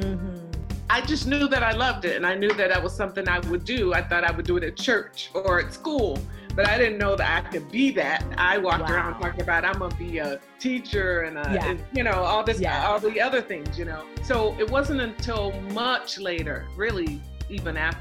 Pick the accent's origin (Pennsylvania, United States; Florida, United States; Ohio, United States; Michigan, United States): Florida, United States; Jacksonville; also born or lived in New York; now in New Jersey, United States; I'm from Jacksonville, Florida, born and raised